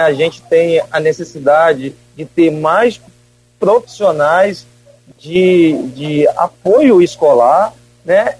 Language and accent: Portuguese; Campos dos Goytacazes, Rio de Janeiro, Brazil; moved away; also born or lived in Conceição de Macabu; população de Campos, né? Minha terra natal